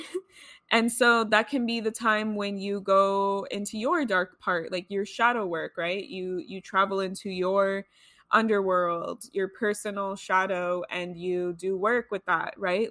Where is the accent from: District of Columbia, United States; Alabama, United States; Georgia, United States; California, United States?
California, United States; Los Angeles; I grew up here in Los Angeles